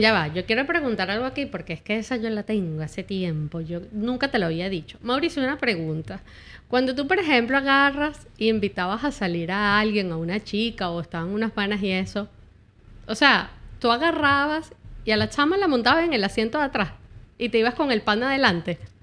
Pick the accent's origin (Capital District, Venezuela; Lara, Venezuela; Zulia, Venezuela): Capital District, Venezuela; Caracas; moved away as an adult; also born or lived in San Fernando de Apure, Venezuela / Camaguán, Venezuela; now in United States; yo me crié en Caracas desde que tenía un añito de edad, pero yo nací en San Fernando de Apura